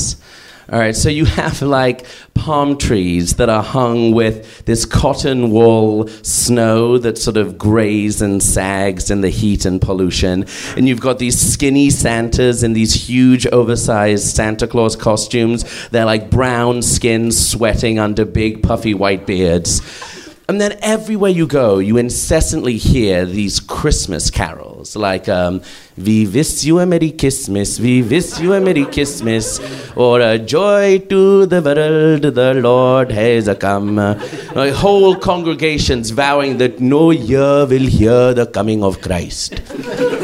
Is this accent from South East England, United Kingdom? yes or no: no; London, United Kingdom; I'm not from India. I'm from London, as you can maybe hear.